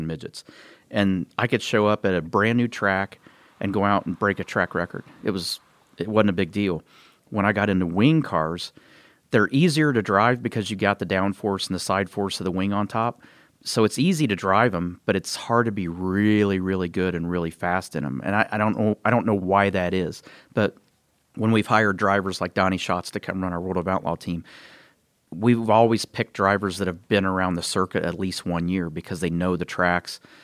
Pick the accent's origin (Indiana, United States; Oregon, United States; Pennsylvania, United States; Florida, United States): Indiana, United States; Columbus; my hometown of Columbus, Indiana.